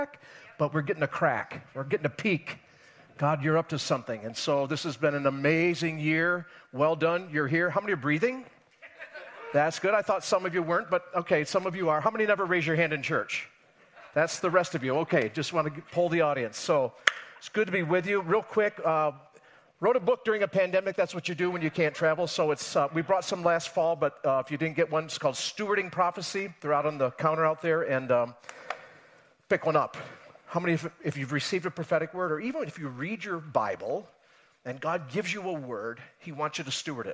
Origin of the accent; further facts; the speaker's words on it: Rochester area, Western New York State, United States; I grew up in Western New York State. That's where I'm from. You can tell by my accent, of course. Rochester, New York area, but a little bit outside